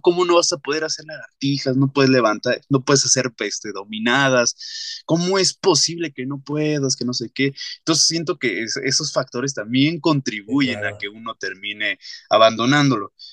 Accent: Mexico; como sociedad y más siendo la mexicana

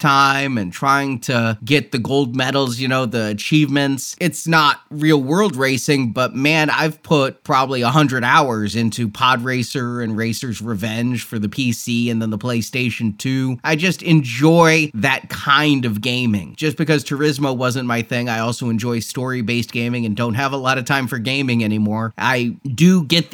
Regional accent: Texas, United States; I'm a Texan

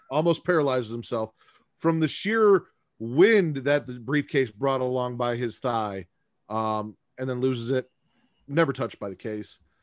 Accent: Chicago, Illinois, United States; I'm from Chicago

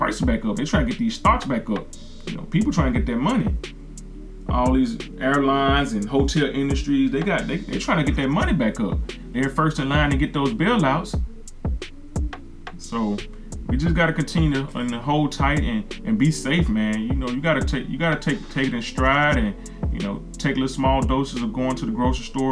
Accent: the South, United States; I'm from the South.

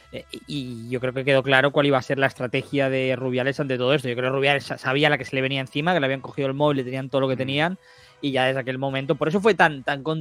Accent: Andalusia, Spain; Es eh, porque soy andaluz, ¿no?

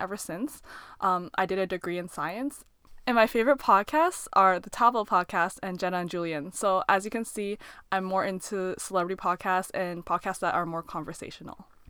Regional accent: Canada; first language Mandarin; English is a second language; the area of Canada we were brought up in is not very Asian

